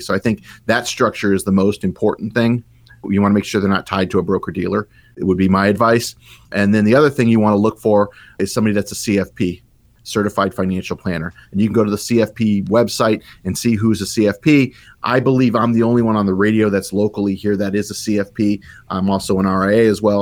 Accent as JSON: {"language": "English", "town": "Tucson", "region": "Arizona", "country": "United States", "said": "I'm based here in Tucson. I'm from Tucson."}